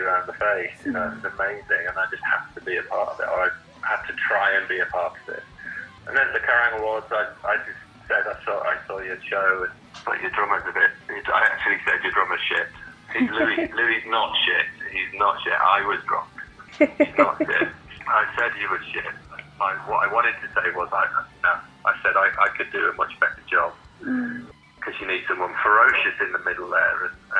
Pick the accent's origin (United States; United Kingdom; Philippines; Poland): United Kingdom; Whitby, Yorkshire and the Humber; now in London, United Kingdom; Because I came from Whitby to London. Whitby, incredibly undiverse, even now.